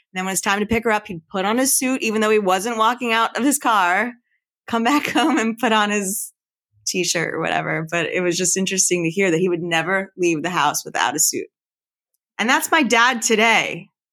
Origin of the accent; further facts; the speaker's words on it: Philadelphia, Pennsylvania, United States; I was born in Chestnut Hill. I grew up in Chestnut Hill. I lived in Chestnut Hill till I was about ten years old, and I lived around this area